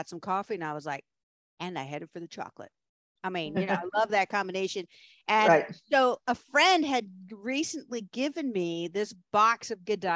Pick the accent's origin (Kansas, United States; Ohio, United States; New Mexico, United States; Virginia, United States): Virginia, United States; Williamsburg; moved away as an adult; also born or lived in Richmond, Virginia; they were living in Williamsburg, Virginia, and that's my hometown